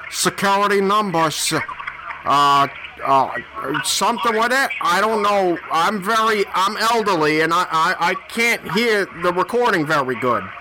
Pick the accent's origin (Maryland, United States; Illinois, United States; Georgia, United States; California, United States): Maryland, United States; Baltimore; No, I'm from ba- uh, Baltimore, uh, Baltimore, Maryland. Home of the uh-huh. beloved Baltimore Ravens. That that's where I'm from. I'm not from Washington.